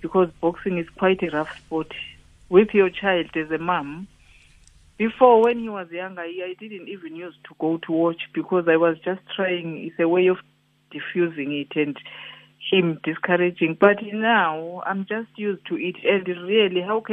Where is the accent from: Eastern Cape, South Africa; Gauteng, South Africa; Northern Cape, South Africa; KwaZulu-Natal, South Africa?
Eastern Cape, South Africa; Matatiele; moved away as an adult; now in United Kingdom; we are both from Matatiel, me and my husband